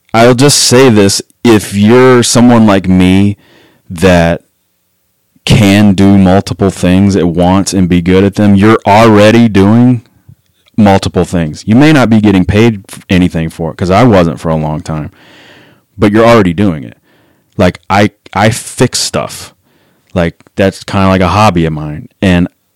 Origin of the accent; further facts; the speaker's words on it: Memphis, Tennessee, United States; moved away; also born or lived in Denver / Atlanta; growing up in Memphis, like there wasn't a revolving door of people that wanted to be in a hardcore band